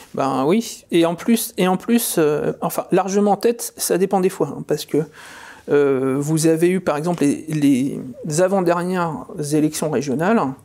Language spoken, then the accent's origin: French; France; Je suis un Français souverainiste